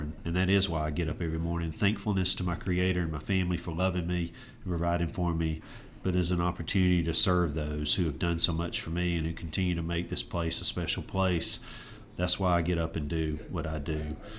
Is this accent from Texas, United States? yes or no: no; Auburn, Alabama, United States; also born or lived in Savannah, Georgia; I was blessed with the opportunity to grow up in Auburn, really from 18 months till as I sit with you today